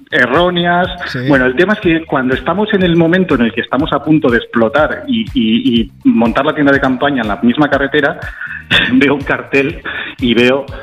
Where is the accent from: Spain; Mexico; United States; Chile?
Spain; Valencia, Valencian Community; Yo soy de Valencia